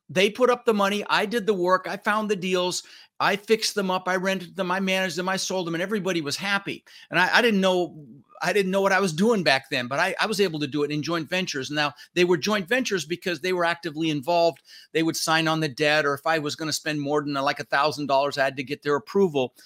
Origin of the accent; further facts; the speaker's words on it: Denver, Colorado, United States; English is a second language; also born or lived in Netherlands; I was born in the Netherlands, you know, wooden shoes and windmills. Came over when I was six years old with my brother Albert, my mother's Vancha. Ended up in Denver, Colorado.